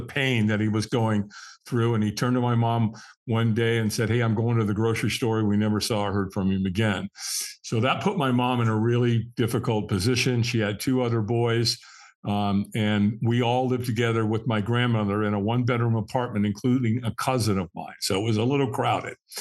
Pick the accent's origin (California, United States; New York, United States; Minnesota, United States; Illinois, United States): California, United States; Los Angeles; I was born in Hollywood, California